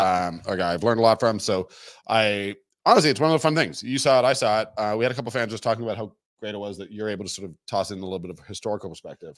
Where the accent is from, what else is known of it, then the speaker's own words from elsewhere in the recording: Toronto, Ontario, Canada; moved away; I'm from Toronto